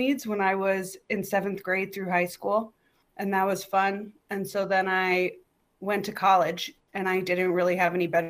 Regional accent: Milwaukee, Wisconsin, United States; moved away as an adult; also born or lived in Chicago; now in Los Angeles, United States; I'm from Milwaukee. Milwaukee. I moved here from Chicago. Yeah, I did 3 years of stand-up in Milwaukee and then three in Chicago

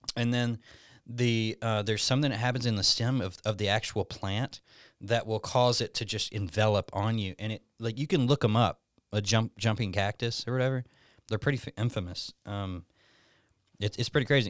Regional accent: Alabama, United States; moved away as an adult; now in Tucson, United States; born and raised in Alabama.

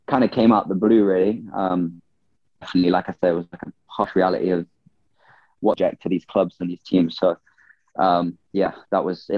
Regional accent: Nottingham, East Midlands, United Kingdom; moved away; also born or lived in Minnesota; back from my hometown really in Nottingham

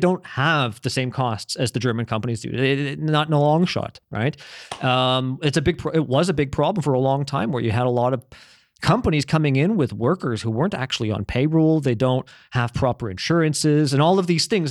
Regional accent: Canada; moved away as an adult; I was raised in Canada

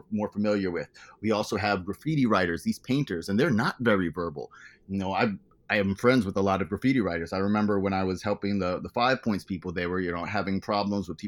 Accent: U.S. Virgin Islands; now in United States; I said I came from the Virgin Islands.

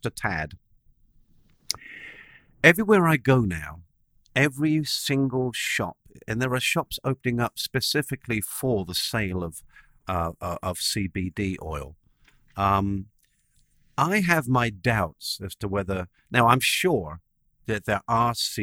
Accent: England, United Kingdom; I'm English

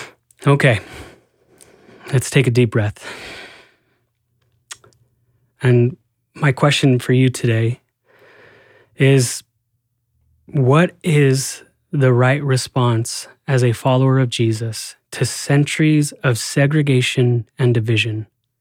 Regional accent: Albuquerque, New Mexico, United States; now in Portland, United States; I am also Latino. I was born and raised in Albuquerque, New Mexico, where the minority is the majority in much of the city. When I first moved to Portland

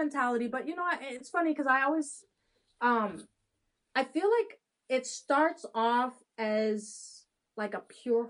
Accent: Haiti; born there; also born or lived in Dominican Republic; I was born in Haiti and adopted from Haiti. Actually, an illegal adoption, more of a trafficking case.

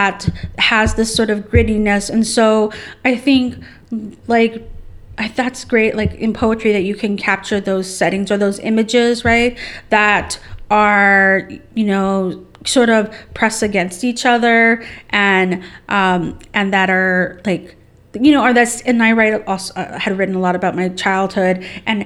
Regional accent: Southern California, United States; I'm from Southern California

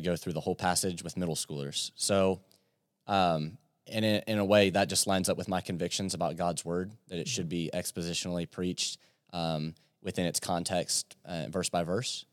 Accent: Yorktown, Virginia, United States; moved away as an adult; now in London, Kentucky, United States; I'm from Yorktown, Virginia

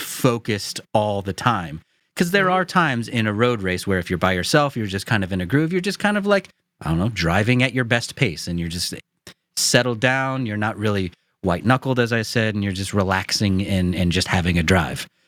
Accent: United States; I'm an American

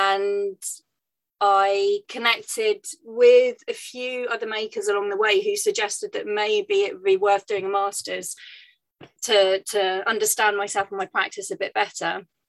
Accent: France; moved away as an adult; now in United Kingdom; But I grew up in France and moved back to the UK when I was 18 to study performance and theatre, and moved swiftly into more kind of costume design.

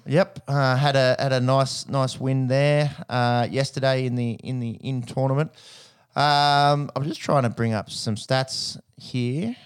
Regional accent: Australia; as an Aussie on tour

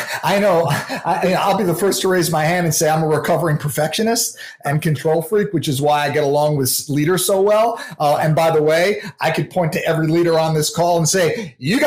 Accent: New York, United States; I'm from New York and I talk pretty quick

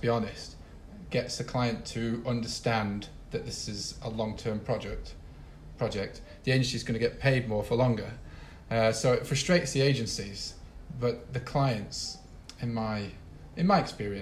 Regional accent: Sheffield, Yorkshire and the Humber, United Kingdom; now in Rio de Janeiro, Brazil; I'm from Sheffield. I go back to Sheffield and I'm like, oh, freaking love this place

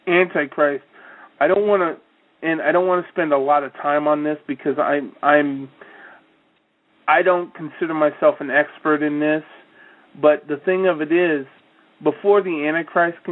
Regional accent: Iowa, United States; when I was growing up in Iowa. And trust me, I really am from Iowa

